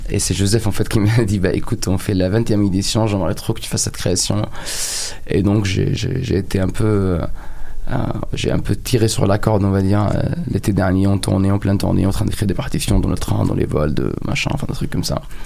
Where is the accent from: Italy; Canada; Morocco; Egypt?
Egypt; moved away as an adult; now in France; j'ai grandi en Égypte et je me suis construit en France.